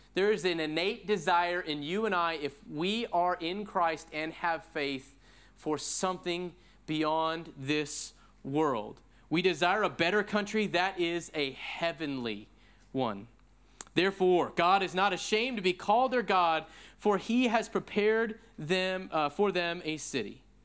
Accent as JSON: {"language": "English", "region": "Pacific Northwest", "country": "United States", "tie": "born or raised there", "moved": "as an adult", "lives_now": "Austin, United States", "said": "I grew up in the Pacific Northwest and I sojourn now in Texas"}